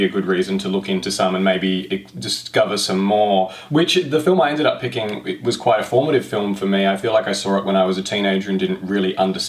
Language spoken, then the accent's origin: English; Australia; I'm sorry, I'm an Australian. I've never been to Ireland.